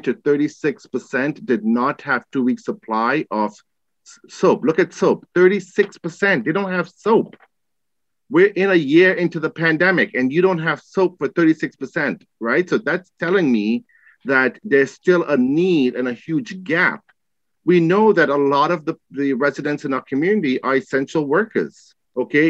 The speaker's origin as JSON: {"language": "English", "town": "New York City", "region": "New York", "country": "United States", "tie": "born or raised there", "said": "Growing up in Queens"}